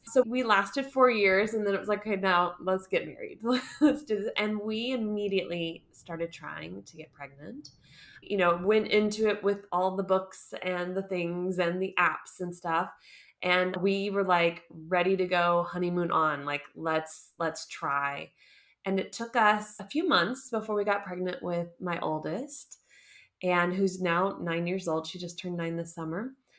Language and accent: English; Southeast, United States; moved away as an adult; now in Munich, Germany; I live in Munich, Germany, but I'm originally from the United States. Particularly, I call it the Southeast because I was a military kid.